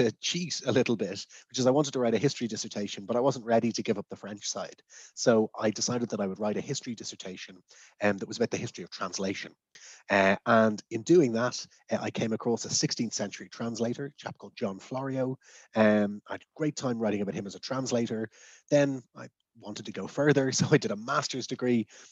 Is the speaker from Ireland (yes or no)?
yes; Dublin, Leinster, Ireland; now in Leeds, United Kingdom; I grew up in Dublin and I was educated through Irish until I was 11 or 12 years old